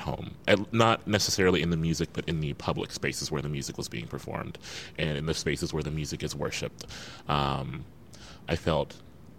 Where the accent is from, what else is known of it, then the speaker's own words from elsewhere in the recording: Midwest, United States; I come from the Midwest